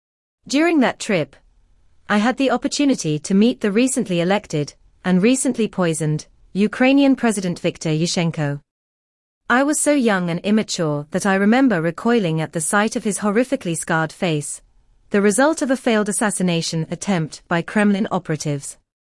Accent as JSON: {"language": "English", "country": "Canada", "tie": "born there", "said": "I was born in Canada to young, immigrant parents who had fled communist Poland in their late teens in search of a better life."}